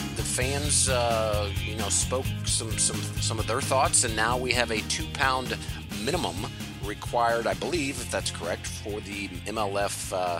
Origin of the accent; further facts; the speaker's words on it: Missouri, United States; I'm from Missouri, so we actually have the St. Louis Battlehawks